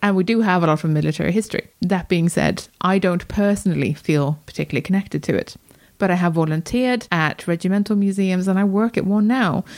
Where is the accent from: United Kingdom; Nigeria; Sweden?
Sweden; moved away; I was born in Sweden.